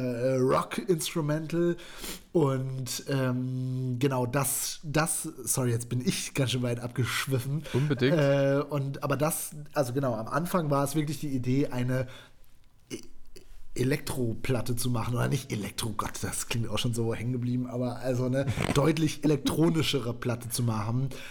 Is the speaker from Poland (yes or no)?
no; West Germany, Germany; Ich bin Westdeutscher.